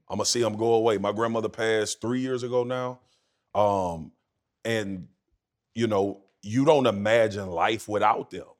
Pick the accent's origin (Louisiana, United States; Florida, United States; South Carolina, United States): Louisiana, United States; Baton Rouge; growing up where I grew up in Louisiana